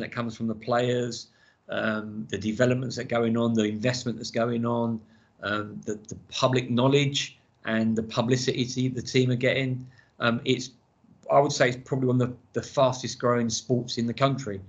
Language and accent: English; London, United Kingdom; I'm from the East End of London, and we don't shut up.